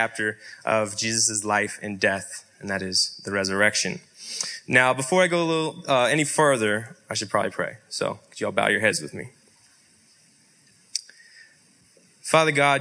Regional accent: Yakima, Washington, United States; I was born in Yakima, Washington. Born and raised.

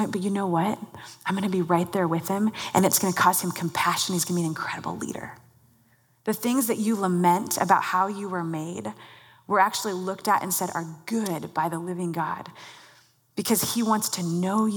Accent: Mercer Island, Washington, United States; I grew up on Mercer Island, not far from here

